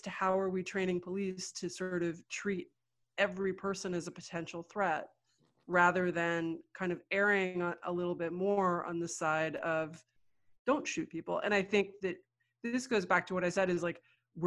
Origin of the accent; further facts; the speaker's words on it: New York, United States; I grew up in New York.